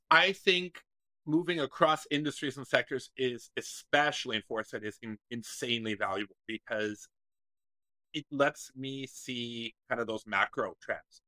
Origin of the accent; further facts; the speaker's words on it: Waterloo, Ontario, Canada; my hometown in Waterloo